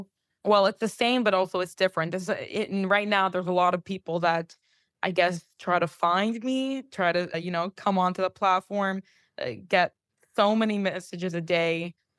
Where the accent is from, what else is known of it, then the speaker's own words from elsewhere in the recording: Palm Beach, Florida, United States; moved away as an adult; also born or lived in New York; I grew up in Palm Beach. I lived in New York for the past 7.5 years. And then about 11 months ago, I think it's about a year now, I moved back to Palm Beach.